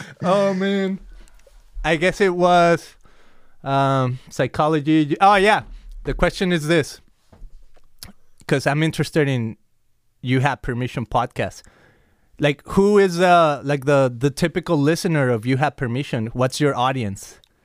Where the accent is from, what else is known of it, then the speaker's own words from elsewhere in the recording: Guadalajara, Jalisco, Mexico; now in Costa Mesa, United States; I came from Guadalajara, Mexico